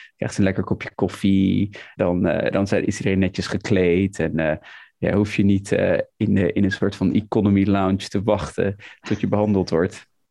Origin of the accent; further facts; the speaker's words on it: Almere, Flevoland, Netherlands; moved away as an adult; now in London, United Kingdom; ik kom uit Almere, zoals je het weet, in het Flevo ziekenhuis